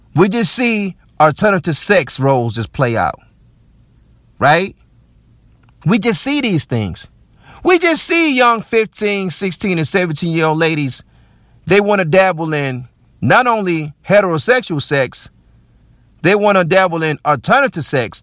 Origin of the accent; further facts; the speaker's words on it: United States; as Black American men.